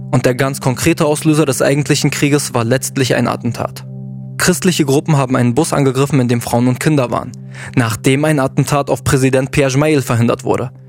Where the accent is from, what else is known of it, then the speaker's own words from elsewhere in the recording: South Lebanon, Lebanon; wenn mich jemand fragt, ah, du bist Libanese, woher kommst du, weiß ich, dass er fragen will, welcher Konfession ich angehöre. Das heißt, wenn ich jetzt sage, ich komme aus dem Süden